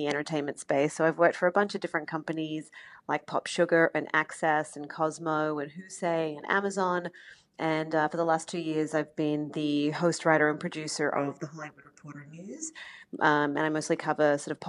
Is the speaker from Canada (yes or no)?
no; Australia; accent: Australian; now in United States; I'm Australian